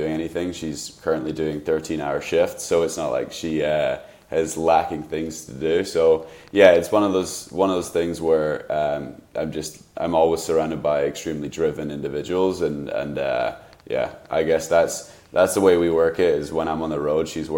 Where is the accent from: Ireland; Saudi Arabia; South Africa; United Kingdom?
United Kingdom; now in Seattle, United States; I'm obviously British